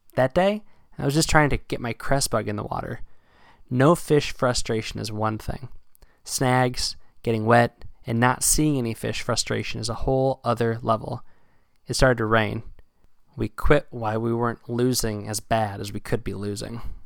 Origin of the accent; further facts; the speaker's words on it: South Central Pennsylvania, United States; moved away as an adult; now in Massachusetts, United States; I moved from Pennsylvania to uh, Massachusetts uh, back in 2010 because I'd been fishing in South Central Pennsylvania and these rivers that I grew up fishing